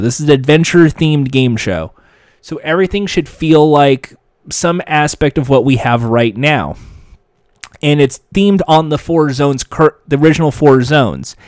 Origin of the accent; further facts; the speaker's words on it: United States; my home country, the United States